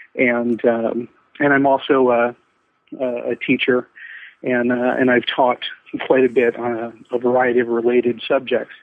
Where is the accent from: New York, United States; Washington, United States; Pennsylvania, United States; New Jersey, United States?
Washington, United States; Vancouver; I'm from Vancouver, Washington, United States